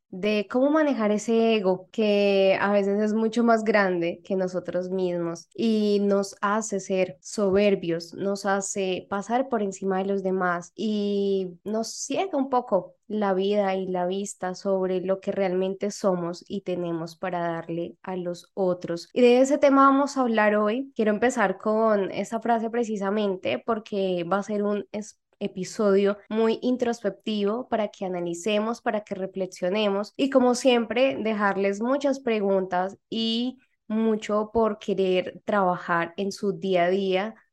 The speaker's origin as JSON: {"language": "Spanish", "country": "Mexico", "said": "de México"}